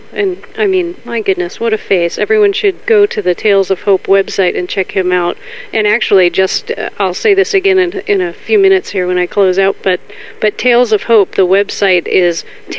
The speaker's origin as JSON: {"language": "English", "town": "Bethesda", "region": "Maryland", "country": "United States", "tie": "born or raised there", "said": "I grew up in Bethesda."}